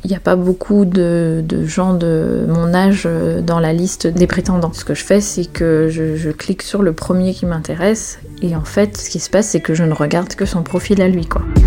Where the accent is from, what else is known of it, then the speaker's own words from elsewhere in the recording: Brittany, France; moved away as an adult; also born or lived in south of France / Chamonix; La Bretagne, c'est vraiment là où je suis née, là où j'ai grandi. Je suis vraiment bretonne pure beurre, comme on dit